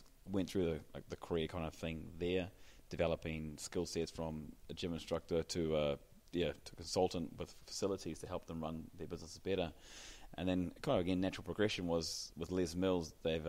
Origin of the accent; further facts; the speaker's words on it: New Zealand; now in Dubai, United Arab Emirates; So born and bred in New Zealand, and New Zealand being a very active nation, active country, you're born into that lifestyle to start with.